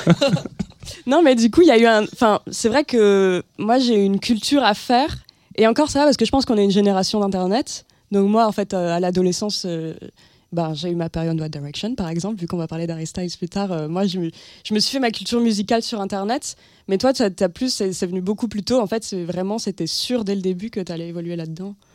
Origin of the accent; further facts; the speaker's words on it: Hossegor, Nouvelle-Aquitaine, France; now in Paris, France; arriver à Paris en ayant grandi dans les Landes